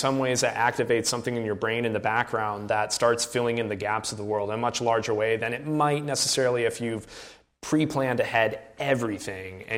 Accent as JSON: {"language": "English", "region": "Iowa", "country": "United States", "tie": "born or raised there", "said": "we grew up in Iowa"}